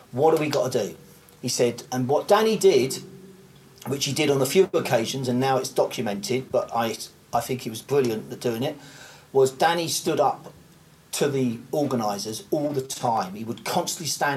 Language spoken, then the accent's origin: English; United Kingdom; me being British